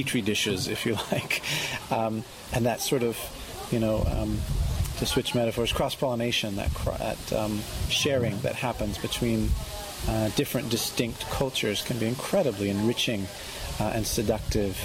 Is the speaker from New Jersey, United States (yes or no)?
no; California, United States; moved away as an adult; now in London, United Kingdom; having been born and bred in California